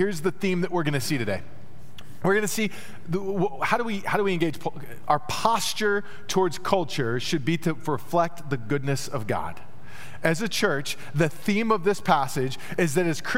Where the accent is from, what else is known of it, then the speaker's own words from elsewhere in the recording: Texas, United States; I grew up in Texas